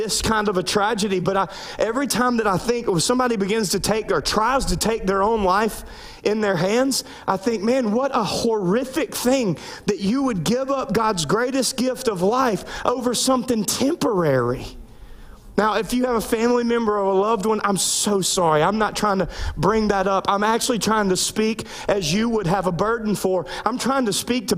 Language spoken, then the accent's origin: English; Louisiana, United States; I grew up in Louisiana